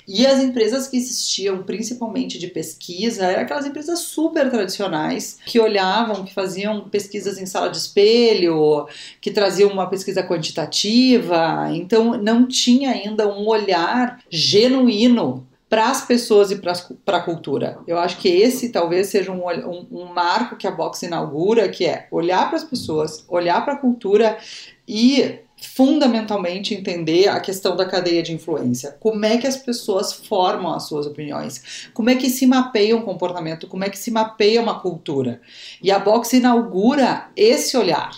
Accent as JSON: {"language": "Portuguese", "town": "Porto Alegre", "region": "Rio Grande do Sul", "country": "Brazil", "tie": "born or raised there", "said": "eu sou de Porto Alegre, uh, nascida e criada em Porto Alegre"}